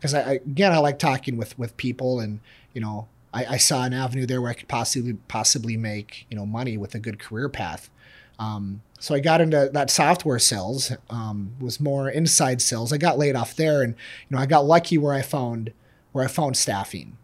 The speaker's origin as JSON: {"language": "English", "town": "Bloomington", "region": "Minnesota", "country": "United States", "lives_now": "Shoreview, United States", "said": "I'm, I'm from Bloomington, living in Shoreview."}